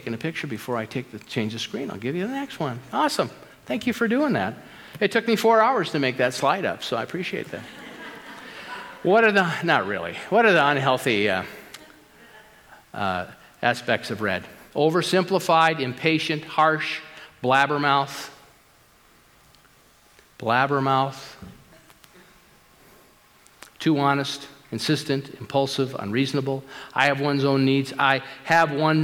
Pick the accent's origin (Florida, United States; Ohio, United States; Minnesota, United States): Minnesota, United States; Minneapolis; I grew up in the St. Paul, Minneapolis area